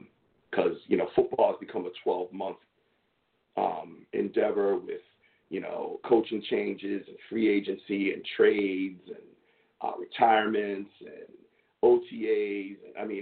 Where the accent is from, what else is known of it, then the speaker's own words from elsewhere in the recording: Bristol, New England, United States; he's from Bristol just like I am. And so we grew up in New England.